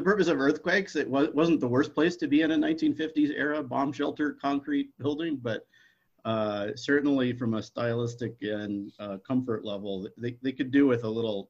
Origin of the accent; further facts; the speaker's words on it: Midwest, United States; moved away as an adult; also born or lived in Stanford, California; now in Santa Fe, United States; I grew up in the Midwest, rural farm community